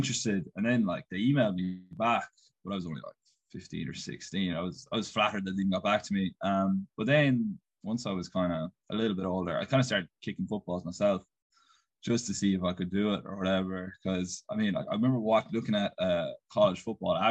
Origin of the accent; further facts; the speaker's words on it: Castleisland, Munster, Ireland; now in United States; I'm from Castle Island. It's about halfway between Tralee and Killarney